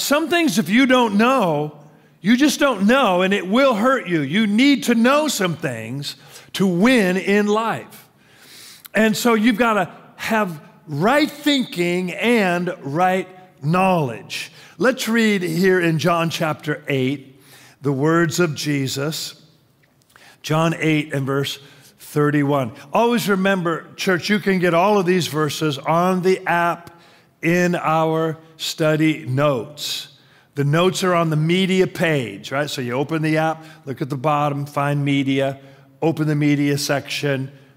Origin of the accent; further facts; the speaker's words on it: Tacoma, Washington, United States; growing up in Tacoma